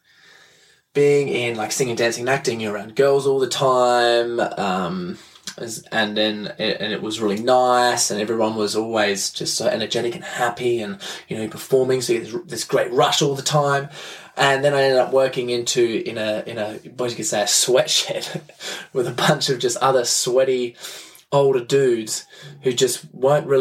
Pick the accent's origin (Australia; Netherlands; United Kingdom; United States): Australia; Adelaide, South Australia; I'm from Adelaide in Australia